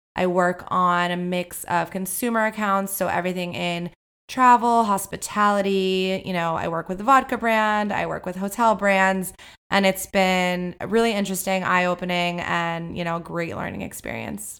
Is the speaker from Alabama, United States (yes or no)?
no; Miami, Florida, United States; I'm from Miami, Florida